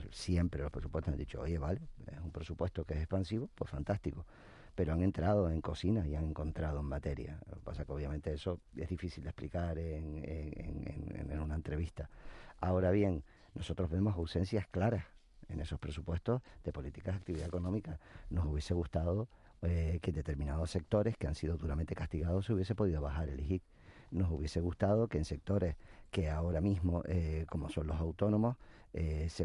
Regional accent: Canary Islands, Spain; Nosotros no somos ni de izquierda ni de derecha, nosotros somos de Canarias

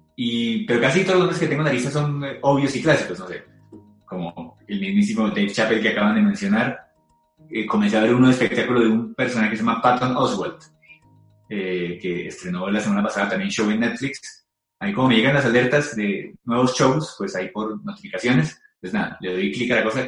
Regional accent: Colombia; somos colombianos

